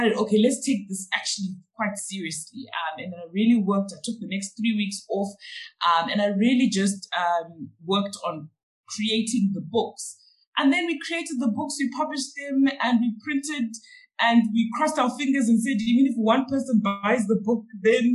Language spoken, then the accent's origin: English; Zimbabwe; first language Shona; English is a second language; now in Johannesburg, South Africa; So we're really from Zimbabwe